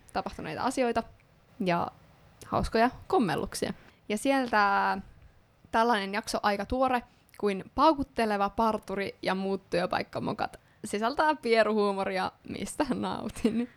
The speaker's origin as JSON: {"language": "Finnish", "region": "Ostrobothnia", "country": "Finland", "said": "mua itseä pohjalaisena"}